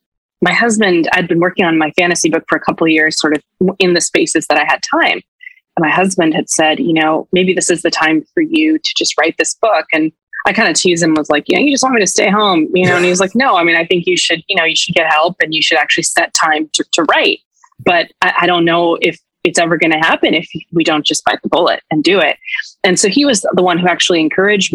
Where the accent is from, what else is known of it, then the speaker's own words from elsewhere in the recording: Ridgecrest, California, United States; moved away; when I took my kids to see my hometown for the first time